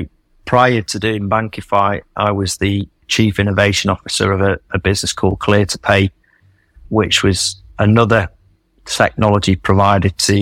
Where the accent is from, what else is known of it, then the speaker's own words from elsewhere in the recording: Manchester, North West England, United Kingdom; moved away as an adult; also born or lived in Australia; I was born and bred in Manchester